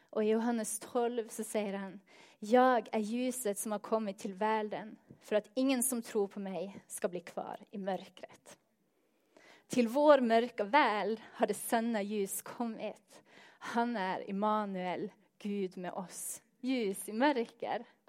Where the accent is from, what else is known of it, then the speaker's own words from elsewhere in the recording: Northern Norway, Norway; Swedish is a second language; moved away; jag kommer från norra Norge